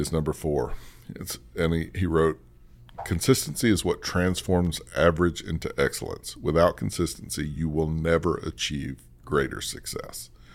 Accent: the South, United States; I grew up in the South

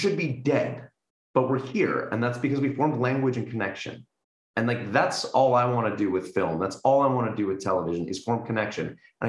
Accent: San Diego, California, United States; I grew up in San Diego

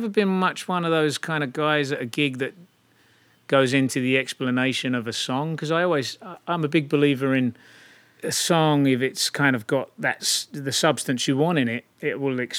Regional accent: Chatham, South East England, United Kingdom; moved away as an adult; also born or lived in London; my hometown, Chatham.

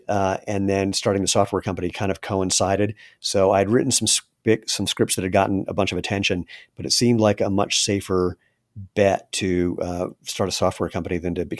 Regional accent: Maryland, United States; So for Duke, I grew up in Maryland, and my criteria for schools was pretty simple.

